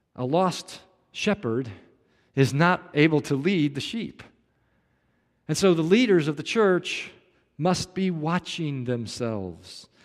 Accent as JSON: {"language": "English", "town": "Kansas City", "region": "Missouri", "country": "United States", "tie": "born or raised there", "moved": "yes", "said": "I grew up in Kansas City"}